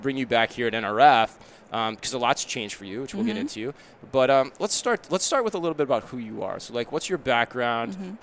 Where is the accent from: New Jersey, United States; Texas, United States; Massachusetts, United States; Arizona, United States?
Arizona, United States; Phoenix; I'm from Phoenix, too